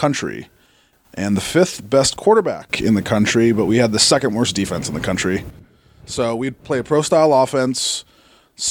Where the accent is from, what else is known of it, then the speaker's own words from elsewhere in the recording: Arizona, United States; moved away; I'm from Arizona originally